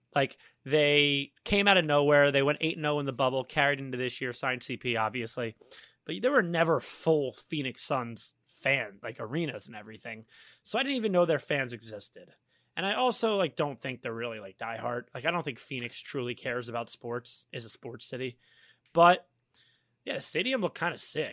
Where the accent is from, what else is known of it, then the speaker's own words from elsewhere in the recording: United Kingdom; I am full British